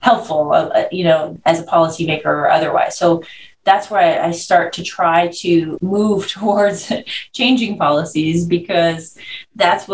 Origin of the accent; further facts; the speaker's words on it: Canada; moved away as an adult; also born or lived in Florida, United States / San Diego, United States; I'm Canadian. So I, you know, born and raised there, and I went to medical school in Canada